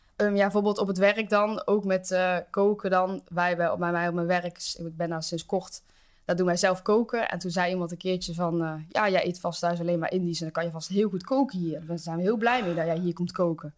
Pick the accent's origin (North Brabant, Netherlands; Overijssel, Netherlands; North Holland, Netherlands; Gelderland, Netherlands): North Brabant, Netherlands; Geldrop; ik kom uit Gelderop, een dorpje in de buurt van Eindhoven